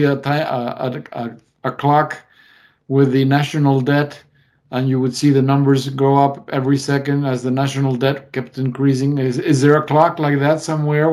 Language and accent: English; Argentina; now in United States; I'm growing up in the Argentine reality.